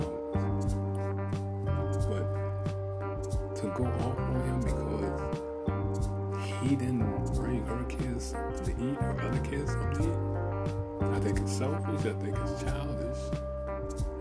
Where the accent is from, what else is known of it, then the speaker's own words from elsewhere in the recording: the South, United States; I'm old school and I'm from the South, and that's how I was raised